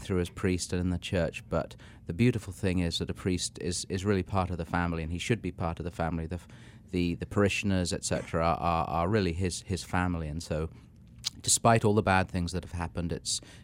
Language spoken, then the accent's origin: English; England, United Kingdom; moved away as an adult; also born or lived in London, England / Vermont, United States; now in Washington, D.C., United States; I'm an Englishman, even though I look like an Irishman.